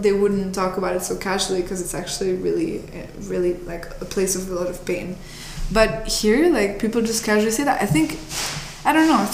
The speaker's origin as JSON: {"language": "English", "country": "Italy", "moved": "yes", "lives_now": "United States", "said": "I'm from Italy originally"}